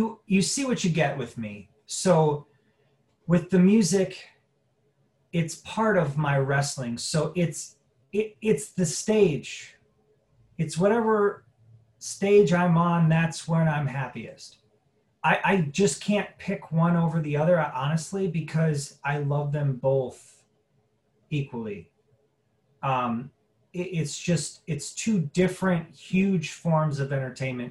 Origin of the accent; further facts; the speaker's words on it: Crown Point, Indiana, United States; moved away as an adult; also born or lived in Las Vegas; I am originally from Crown Point, Indiana. Born and raised there